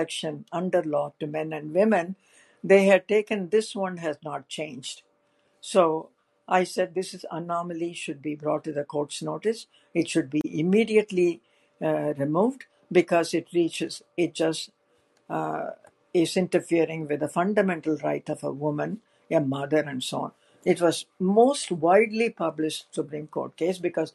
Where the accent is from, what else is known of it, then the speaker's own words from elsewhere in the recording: India; now in United States; I was an Indian citizen